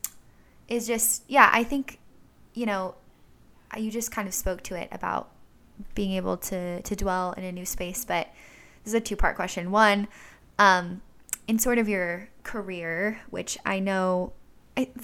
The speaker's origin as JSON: {"language": "English", "area": "Orange County", "region": "California", "country": "United States", "said": "I'm from Orange County"}